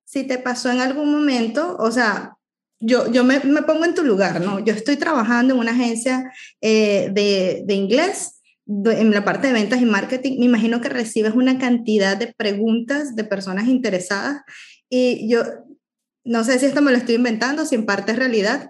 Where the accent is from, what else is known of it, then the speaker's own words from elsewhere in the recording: Venezuela; moved away as an adult; vengo de Venezuela